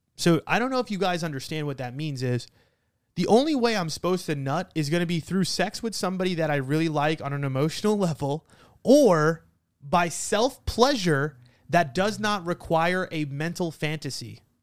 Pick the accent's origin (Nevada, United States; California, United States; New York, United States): New York, United States; I'm an Italian from New York with an uncle that owns a funeral home